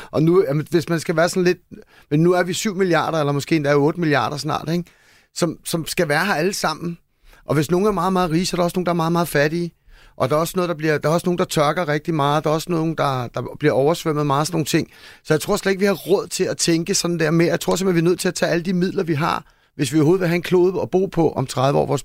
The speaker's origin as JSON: {"language": "Danish", "country": "Denmark", "said": "fordi vi som danskere måske tænker, hej, det er mange penge, eller det er sådan dyrt for os"}